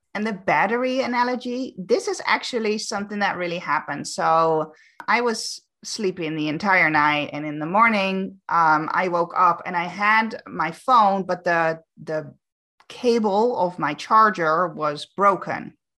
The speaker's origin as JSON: {"language": "English", "town": "Amsterdam", "region": "North Holland", "country": "Netherlands", "tie": "born or raised there", "moved": "as an adult", "lives_now": "Canary Islands, Spain", "said": "I'm born and raised in Amsterdam, but I actually now live on the Canary Islands."}